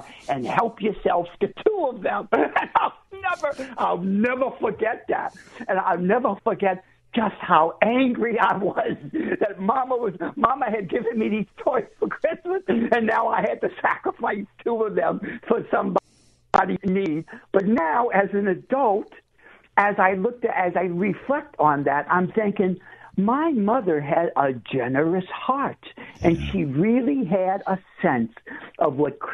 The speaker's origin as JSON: {"language": "English", "town": "New Orleans", "region": "Louisiana", "country": "United States", "tie": "born or raised there", "said": "I was born and raised in New Orleans"}